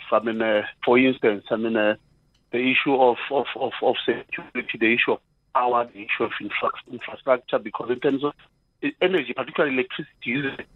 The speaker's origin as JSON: {"language": "English", "town": "Pretoria", "region": "Gauteng", "country": "South Africa", "said": "I'm from Mamelodi, and I've got the paint manufacturing business"}